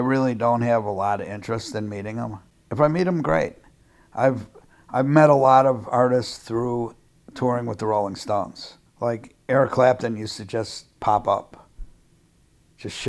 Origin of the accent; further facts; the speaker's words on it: Chicago, Illinois, United States; I'm from Chicago